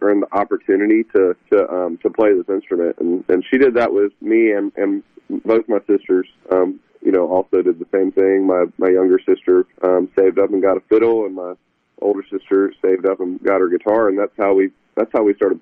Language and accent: English; Meridian, Mississippi, United States; growing up in Mississippi and in Meridian